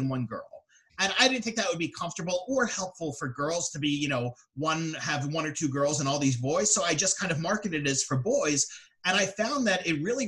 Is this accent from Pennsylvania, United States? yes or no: yes; Philadelphia, Pennsylvania, United States; now in Atlantic City, United States; I'm from the Philadelphia area originally, and I live in the Atlantic City, New Jersey area now.